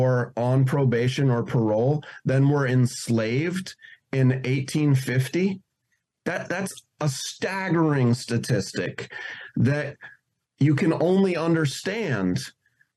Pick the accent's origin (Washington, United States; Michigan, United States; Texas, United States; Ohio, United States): Washington, United States; Seattle; also born or lived in New York; my hometown of Seattle